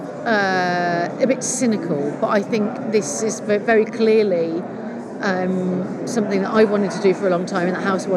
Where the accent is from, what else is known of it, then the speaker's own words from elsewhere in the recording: Manchester, North West England, United Kingdom; I'm from Manchester, yeah. I live there